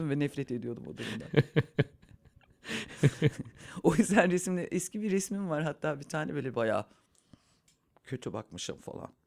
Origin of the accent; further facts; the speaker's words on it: Munich, Bavaria, Germany; born there; also born or lived in İzmir; Almanya'da doğdum, Münih'te doğdum aslen. Ama Münih'te de hiç yaşamadım.